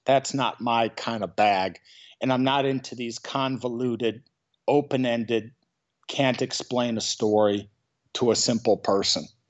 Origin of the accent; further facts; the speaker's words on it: Chicago, Illinois, United States; now in San Francisco, United States; I'm from Chicago, Illinois, originally